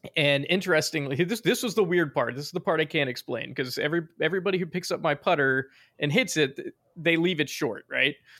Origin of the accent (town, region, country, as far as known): Virginia, United States; accent: southern